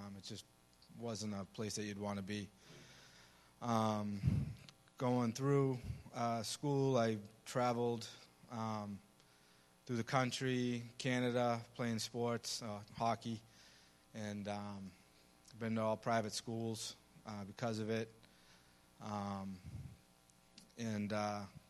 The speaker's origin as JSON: {"language": "English", "town": "Medford", "region": "Massachusetts", "country": "United States", "said": "I'm from Medford, Massachusetts"}